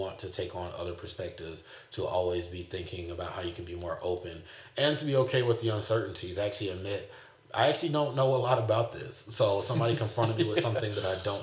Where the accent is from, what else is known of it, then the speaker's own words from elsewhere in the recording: the South, United States; now in California, United States; my context growing up in the South.